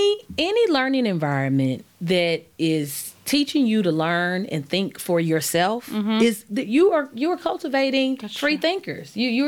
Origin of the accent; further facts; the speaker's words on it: Wyandotte County, Kansas, United States; I grew up in Wyandotte County.